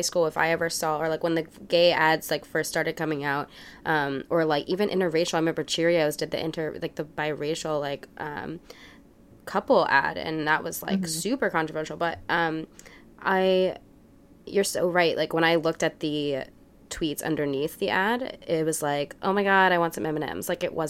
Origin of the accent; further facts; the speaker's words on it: New Orleans, Louisiana, United States; born there; also born or lived in Dallas, Texas / Massachusetts; I was born in New Orleans, and I lived in Dallas, Texas for a while. I spent my high school years in Massachusetts at a boarding school